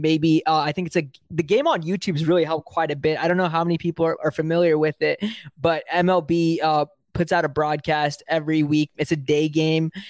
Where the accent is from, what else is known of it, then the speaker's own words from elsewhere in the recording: Bay Area, California, United States; also born or lived in South India; I'm from the Bay Area. I live in the Bay Area.